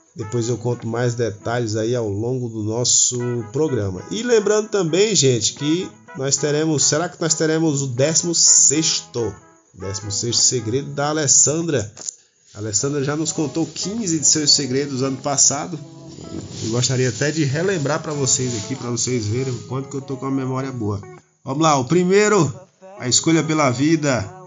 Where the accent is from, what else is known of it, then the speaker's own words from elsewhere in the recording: Currais Novos, Rio Grande do Norte, Brazil; moved away; fui para minha cidade natal, Currais Novos, no Rio Grande do Norte